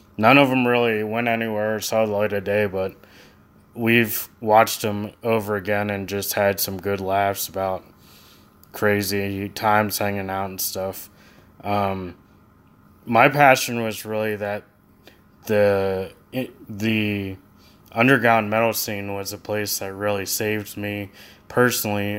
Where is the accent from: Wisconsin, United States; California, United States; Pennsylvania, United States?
Pennsylvania, United States; Lancaster County; both Tyler and I were raised in Lancaster County.